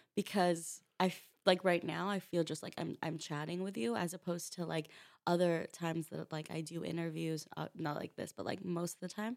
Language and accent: English; Rancho Cucamonga, California, United States; now in New York, United States; I'm from a small town three hours away from L A. It's called Rancho Cucamonga.